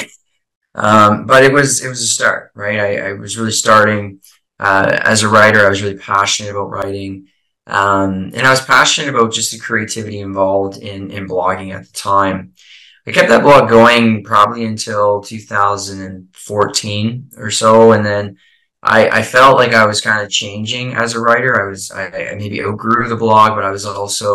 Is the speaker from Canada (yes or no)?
yes; Eastern Canada, Canada; now in Prince Edward Island, Canada; I'm from Eastern Canada, currently chiming in here from a small island called Prince Edward Island